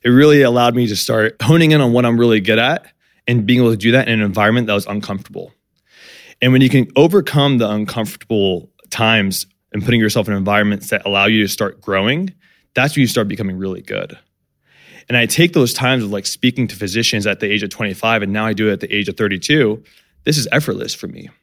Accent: San Diego, California, United States; I grew up in San Diego, uh, to two immigrant parents

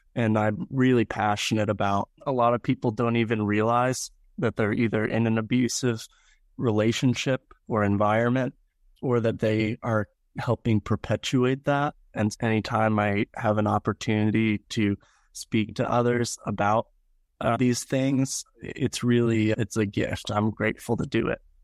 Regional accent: York, Pennsylvania, United States; moved away as an adult; also born or lived in Greenville, South Carolina; now in Presque Isle, United States; I was born and raised in York, Pennsylvania

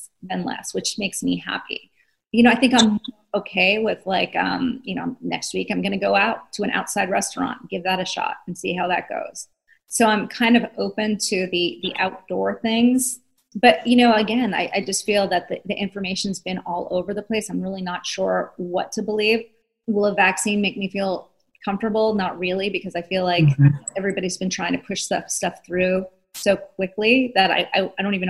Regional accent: East Coast, United States; I'm from the East Coast

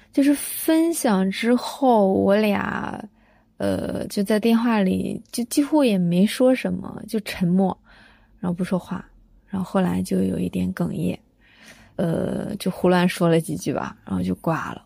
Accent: Shangqiu, Henan, China; moved away as an adult; now in Shenzhen, China; 我出生在河南商丘的一个小村庄，呃，父母亲也都是农民

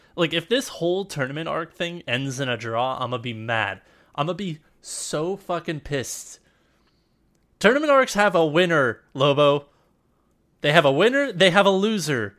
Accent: United States; we're both American

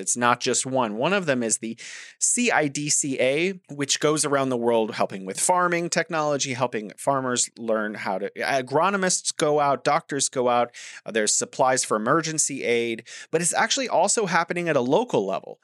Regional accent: United States; as an American

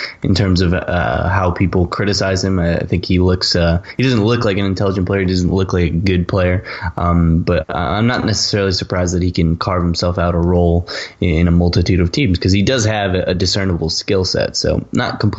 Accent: United States; I am from America.

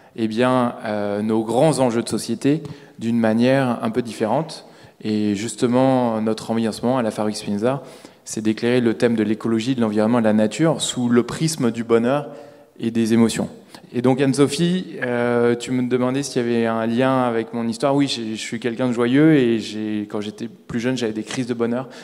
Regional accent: Paris, Île-de-France, France; je suis parisien

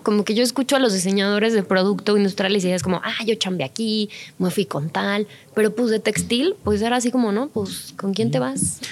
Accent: Mexico

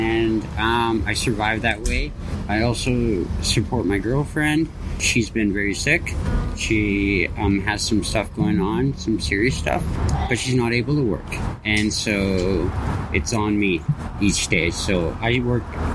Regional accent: Kelowna, British Columbia, Canada; moved away as an adult; now in Vancouver, Canada; I'm from Kelowna, BC

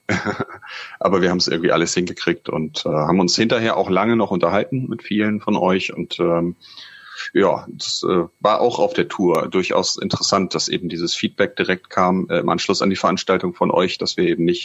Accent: Hamburg, Germany; Und das so sage ich als Hamburger.

